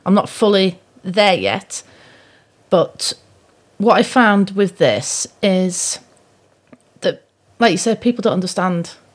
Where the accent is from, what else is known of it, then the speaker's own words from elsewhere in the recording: Pudsey, Yorkshire and the Humber, United Kingdom; now in Shrewsbury, United Kingdom; originally I come from Yorkshire